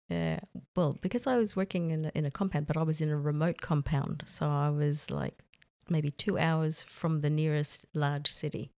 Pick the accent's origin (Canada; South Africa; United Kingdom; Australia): Australia; moved away as an adult; now in Saudi Arabia; I'm from Australia